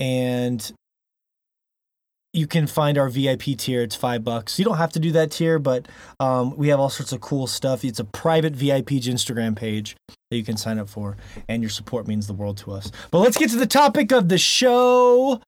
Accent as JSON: {"language": "English", "town": "Atlanta", "region": "Georgia", "country": "United States", "said": "I'm just from Atlanta, Georgia."}